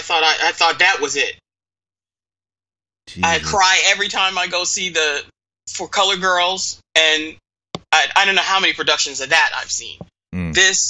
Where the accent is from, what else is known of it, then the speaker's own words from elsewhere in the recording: Eastern Pennsylvania, United States; I grew up a theater kid. Mm-hmm. And I can remember lots of times where my mother and I... I'm from Eastern Pennsylvania, and it's not that far from New York City.